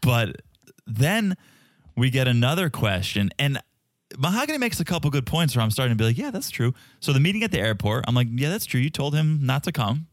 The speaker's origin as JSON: {"language": "English", "region": "Connecticut", "country": "United States", "said": "I was from Connecticut"}